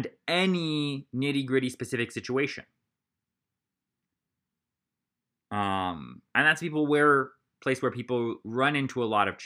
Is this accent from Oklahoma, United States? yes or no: no; Columbus, Ohio, United States; I grew up in Columbus, Ohio, and it was all early morning seminary there